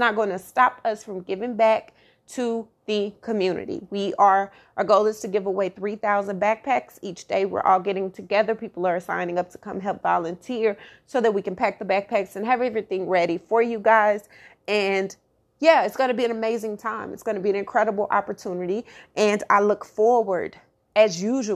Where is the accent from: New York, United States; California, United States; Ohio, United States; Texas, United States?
Texas, United States; Dallas; my hometown, my home city, Oak Cliff, Glendale